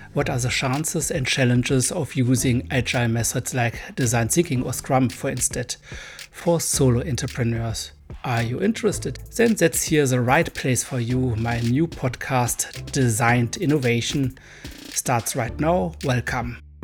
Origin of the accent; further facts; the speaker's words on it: Germany; accent: hard accent; English is a second language; I'm a German boy